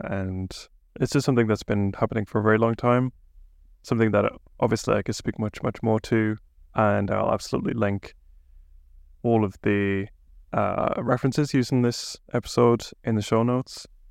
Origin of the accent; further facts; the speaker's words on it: England, United Kingdom; now in Bergen, Norway; I'm an English guy